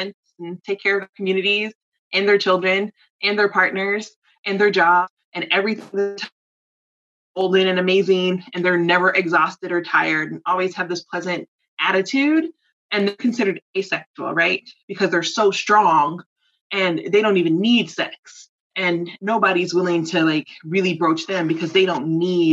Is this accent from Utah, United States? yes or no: no; College Park, Georgia, United States; I grew up in Atlanta. I grew up in College Park.